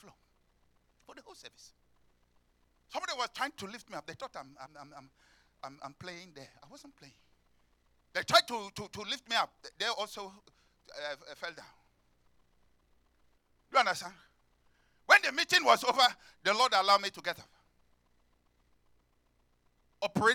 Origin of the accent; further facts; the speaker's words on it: Nigeria; moved away; I come from Africa. Nigeria especially